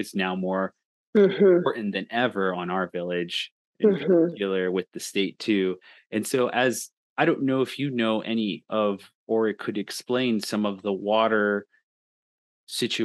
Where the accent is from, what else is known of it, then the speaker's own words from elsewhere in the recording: Hopi Reservation, Arizona, United States; I grew up on the Hopi Reservation up north